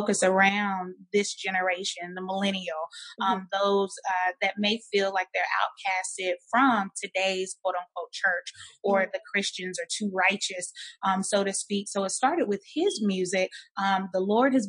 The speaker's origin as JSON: {"language": "English", "area": "the Bible Belt", "region": "Southern", "country": "United States", "tie": "born or raised there", "said": "we've always been born and raised in the Bible Belt, both Southern"}